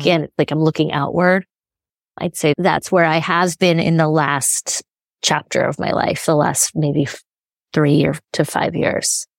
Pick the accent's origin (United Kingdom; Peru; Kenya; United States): United States; Chico, California; moved away as an adult; also born or lived in San Francisco; in Northern California, and I grew up in Chico